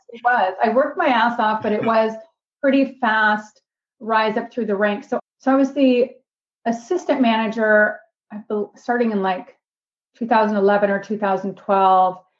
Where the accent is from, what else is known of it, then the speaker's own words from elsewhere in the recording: Seattle, Washington, United States; moved away as an adult; also born or lived in Bellingham, Washington / Houston, Texas; now in Greenville, United States; I grew up in Seattle. My dad still lives in the same house that I grew up